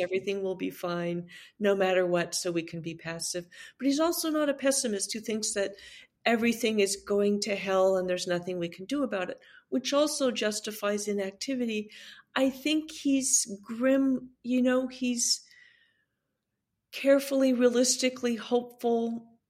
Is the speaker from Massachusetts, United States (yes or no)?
no; California, United States; As a Californian